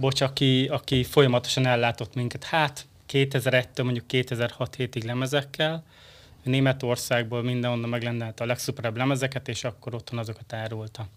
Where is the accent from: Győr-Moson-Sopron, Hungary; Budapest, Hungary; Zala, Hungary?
Győr-Moson-Sopron, Hungary; Sopron; Én pedig Tősgyökeres Soproni vagyok.